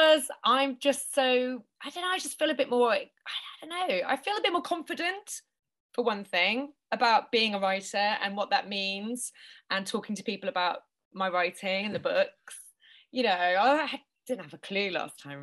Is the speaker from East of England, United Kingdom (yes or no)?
yes; Norwich, East of England, United Kingdom; moved away as an adult; also born or lived in Japan; I'm from Norwich in Norfolk